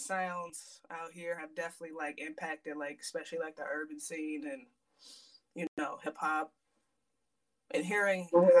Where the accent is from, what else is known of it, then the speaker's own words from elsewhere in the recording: Aberdeen, Maryland, United States; also born or lived in Hampton, Virginia; i was born in hampton virginia and i moved I'm, i moved up to maryland i'm from well technically aberdeen maryland i've been here since i was like eight years old